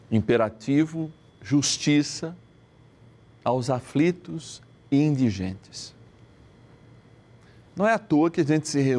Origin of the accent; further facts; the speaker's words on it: Rio de Janeiro, Brazil; Aliás, eu sou carioca de batismo, batizado na Igreja de Cristo Redentor, lá na Rua das Laranjeiras